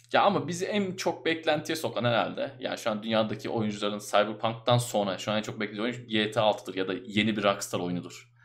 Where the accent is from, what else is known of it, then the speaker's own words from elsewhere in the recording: Ankara, Turkey; ben doğma büyüme Ankaralıyım